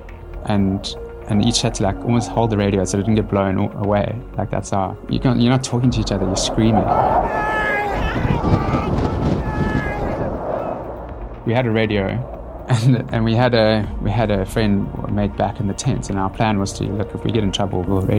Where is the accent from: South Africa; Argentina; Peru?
South Africa; Cape Town, Western Cape; I'm Cape Town born and bred.